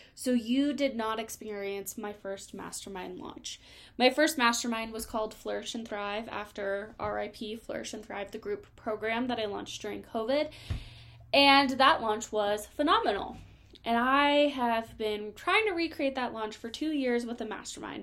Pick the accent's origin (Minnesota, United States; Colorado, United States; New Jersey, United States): Colorado, United States; I'm from Colorado